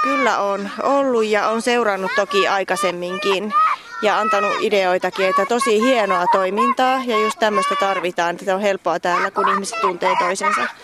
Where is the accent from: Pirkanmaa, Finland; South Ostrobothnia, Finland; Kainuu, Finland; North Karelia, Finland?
Kainuu, Finland; Suomussalmi; moved away as an adult; also born or lived in Espoo / Southern Finland; kun mä oon täältä kotoisin